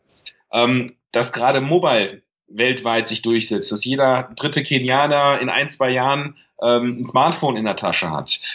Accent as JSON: {"language": "German", "area": "Münsterland", "region": "North Rhine-Westphalia", "country": "Germany", "tie": "born or raised there", "said": "komme aus Nordrhein-Westfalen, aus dem beschaulichen Münsterland vom Lande. Mhm. Groß geworden"}